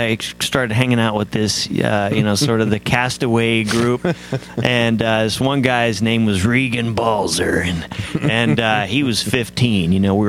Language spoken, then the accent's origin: English; Midwest, United States; moved away; also born or lived in East Coast / Houston, Texas; I grew up in a country called the Midwest. Man, what a great place to grow up